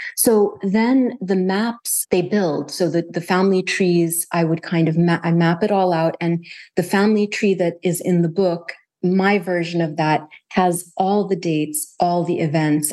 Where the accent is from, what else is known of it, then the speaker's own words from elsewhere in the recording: Kuwait; also born or lived in United States; growing up in Kuwait